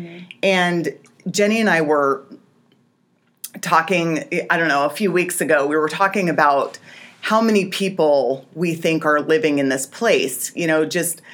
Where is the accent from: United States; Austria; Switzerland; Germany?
United States; Alaska; moved away; I grew up in Alaska.